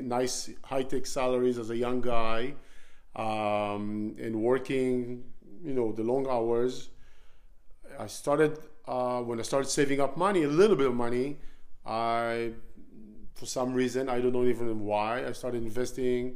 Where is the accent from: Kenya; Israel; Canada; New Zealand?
Israel; moved away; So I was born in Israel, born and raised in Israel. I spent all my childhood growing up there